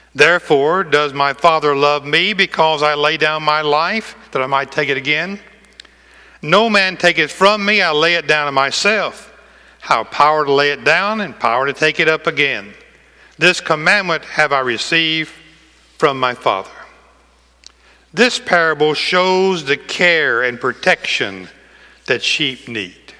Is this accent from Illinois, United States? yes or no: no; McEwen, Tennessee, United States